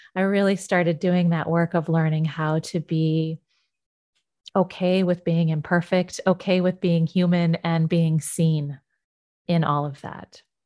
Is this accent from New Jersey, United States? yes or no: no; Yosemite, California, United States; I grew up in Yosemite.